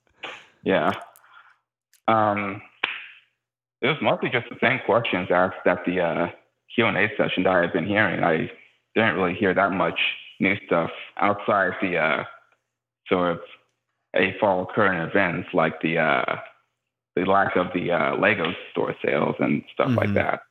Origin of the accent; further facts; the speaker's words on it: Houston, Texas, United States; a Houston native, so representing my hometown